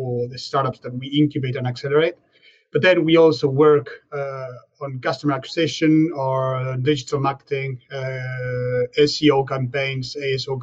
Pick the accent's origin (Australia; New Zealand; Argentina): Argentina; moved away as an adult; now in France; I'm from Argentina, actually. So when I was back home, I founded a catering when I was 18.